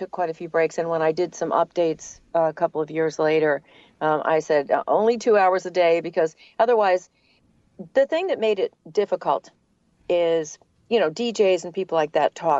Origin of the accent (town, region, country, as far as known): New England, United States; accent: New England; now in Atlanta, United States